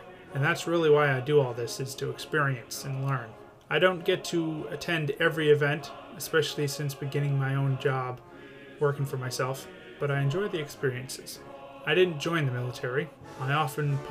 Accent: Gardiner, Maine, United States; I grew up here in Gardner, Maine

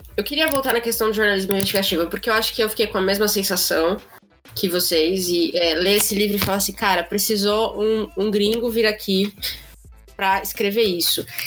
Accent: São Paulo, Brazil; eu sou paulista

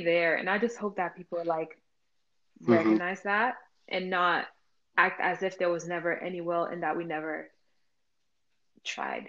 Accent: Pétionville, Ouest, Haiti; moved away; growing up in Pétionville was interesting

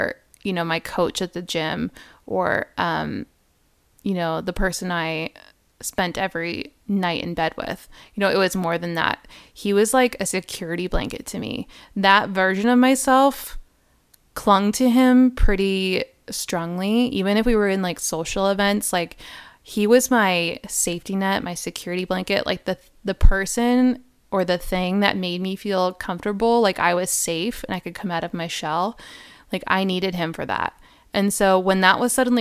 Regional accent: Rhode Island, United States; moved away; I'm from Rhode Island

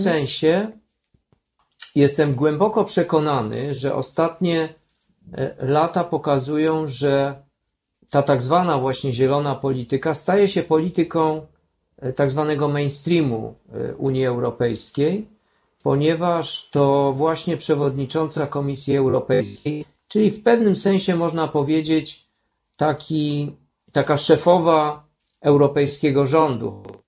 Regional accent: Kraków, Lesser Poland, Poland; w moim mieście, bo jestem także urodzonym Krakusem

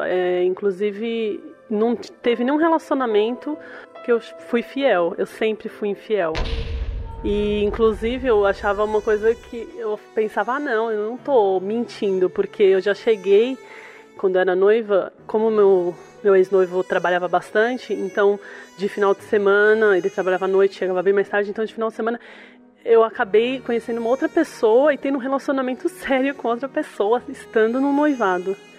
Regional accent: São Paulo, Brazil; eu sou do bairro de Itaquera

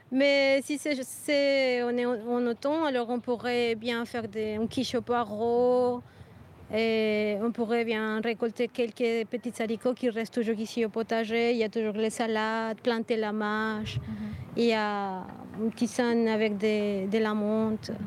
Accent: Colombia; now in Brussels, Belgium; je viens de Colombie

